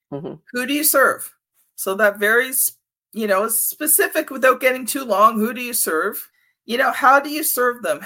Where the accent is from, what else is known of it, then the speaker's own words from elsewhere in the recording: Canada; as a Canadian